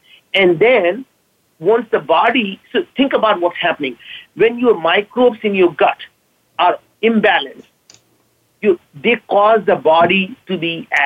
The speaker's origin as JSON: {"language": "English", "country": "India", "moved": "yes", "lives_now": "Seattle, United States", "said": "being an Indian immigrant, I can't pronounce V right"}